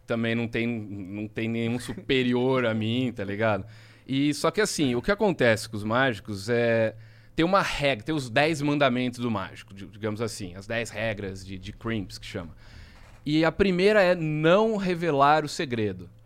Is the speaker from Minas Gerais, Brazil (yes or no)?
no; Jaú, São Paulo, Brazil; eu sou de Jaú, interior de São Paulo